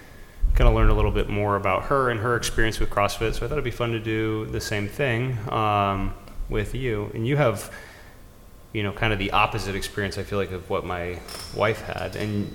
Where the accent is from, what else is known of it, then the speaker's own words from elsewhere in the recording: Massachusetts, United States; now in Virginia, United States; I was born in Massachusetts